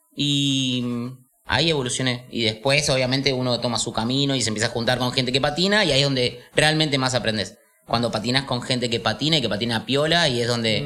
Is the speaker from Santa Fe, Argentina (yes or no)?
no; Buenos Aires, Argentina; Soy de acá, soy de Palermo